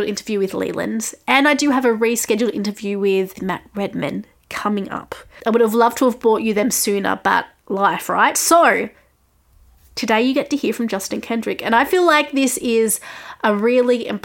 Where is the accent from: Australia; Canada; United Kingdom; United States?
Australia; I'm an Australian music journalist